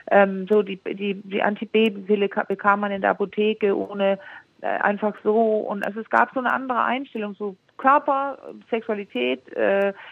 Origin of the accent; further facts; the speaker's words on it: Denmark; Äh, ja, ja, ja, ich bin Dänin. Ah, Entschuldigung, ich bin Dänin, genau.